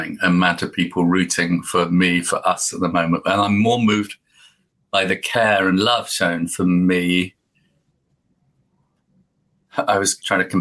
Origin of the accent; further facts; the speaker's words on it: United Kingdom; now in Devon, United Kingdom; as a Brit